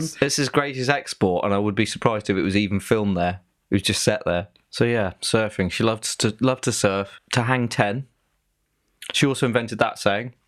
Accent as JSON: {"language": "English", "area": "Devon", "region": "South West England", "country": "United Kingdom", "said": "we're both from Devon"}